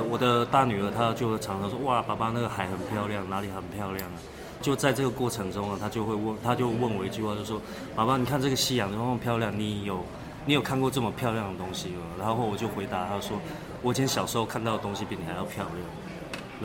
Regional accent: Taipei, Taiwan; also born or lived in Pingtung, Taiwan; now in Donghe, Taitung, Taiwan; 我小时候我出生的时候我就是在台北市长大

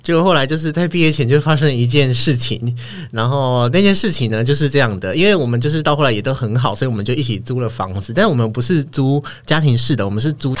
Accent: Kaohsiung, Taiwan; moved away as an adult; 我就回高雄，因为我的老家在高雄，

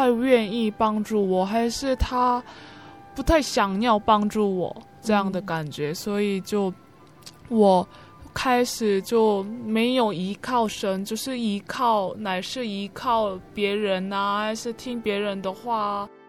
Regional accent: South Korea; Chinese is a second language; 我是从韩国江南教会来的

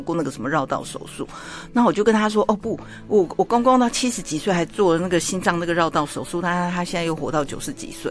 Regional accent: Taiwan; 假设我们台湾人对这个债券，美国的债券不是那么了解

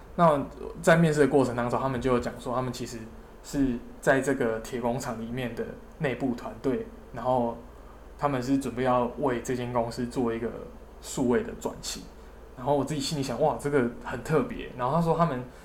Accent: southern Taiwan, Taiwan; 我是南部人，然后我也想留在南部工作

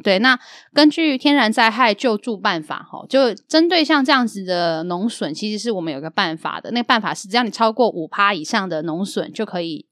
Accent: Yilan, Yilan County, Taiwan; 从小时候我的印象的宜兰

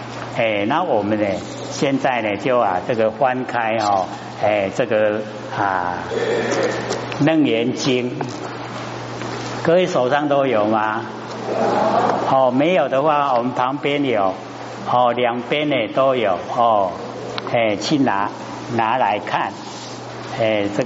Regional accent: China; 那我们都哦，我们中国人呐，有简略的那个习性

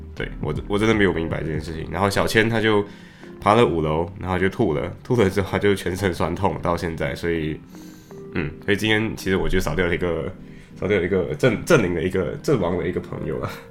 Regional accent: Malaysia; accent: Malaysian English; now in Liverpool, United Kingdom; 作为马来西亚人经常会有的习惯，就是在说英语的时候很容易说成马来西亚英语

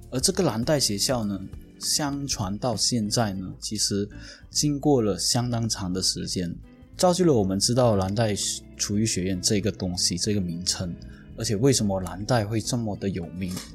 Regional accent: Penang, Malaysia; 我小时候在槟城的，嗯，One Stop 附近有吃过一间餐厅

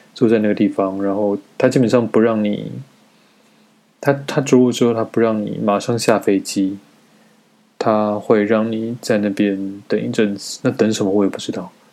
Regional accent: Taiwan; moved away as an adult; now in China; 我身为一个台湾人

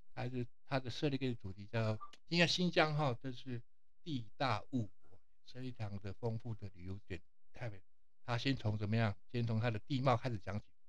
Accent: Taiwan; 我们台湾人

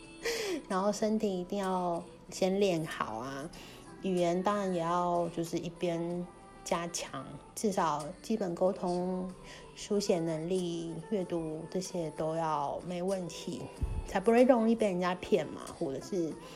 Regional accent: Kaohsiung, Taiwan; moved away as an adult; 高雄我的家乡是一个台湾偏二点五最严重的地方，所以我就算后来搬回高雄

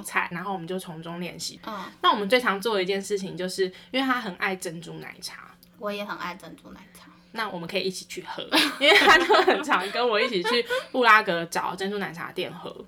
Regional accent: Taiwan; 我们台湾人

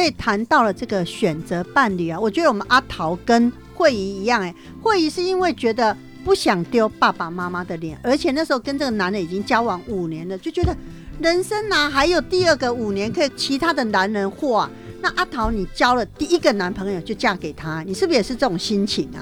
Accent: southern Taiwan, Taiwan; 我们是南部人嘛

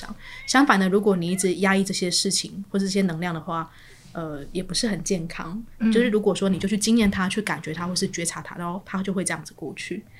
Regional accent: Taiwan; accent: Taiwanese Mandarin; OK，好，我刚刚讲台湾国语了哈。

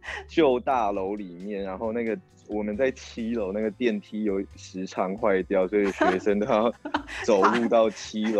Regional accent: Kaohsiung, Taiwan; also born or lived in Taipei; 那时候就只有我是高雄人，

